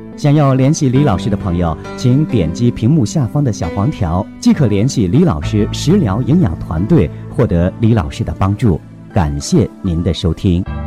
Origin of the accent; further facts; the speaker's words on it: Northeast China, China; 尤其我们是东北人这种性格呀，更能体现出男孩子的特性